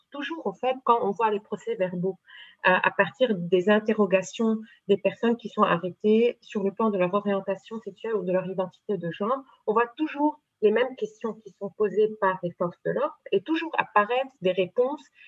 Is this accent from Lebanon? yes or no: yes; Lebanon; mais je suis libanaise, euh, j'ai euh, fait mes études au Liban. ma culture est une culture libanaise